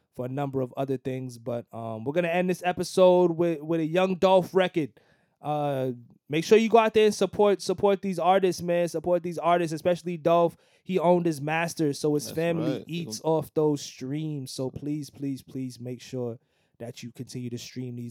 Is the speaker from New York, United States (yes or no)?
yes; New York, United States; coming from, you know, New York and growing up in New York for so long